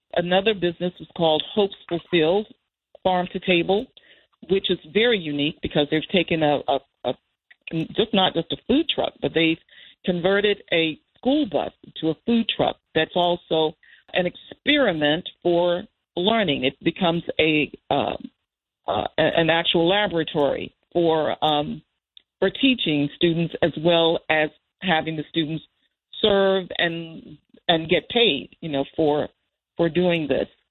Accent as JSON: {"language": "English", "town": "Danville", "region": "Virginia", "country": "United States", "tie": "born or raised there", "moved": "yes", "said": "I grew up in Virginia, in a town that was a small town"}